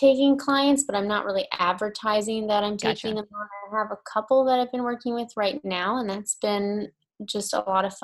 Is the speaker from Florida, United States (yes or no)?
no; Georgia, United States; moved away; we are going to move back down south because I'm from Georgia.